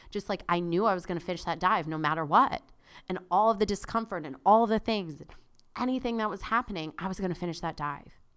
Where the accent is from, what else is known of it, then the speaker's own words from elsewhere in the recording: South Florida, United States; I grew up in South Florida.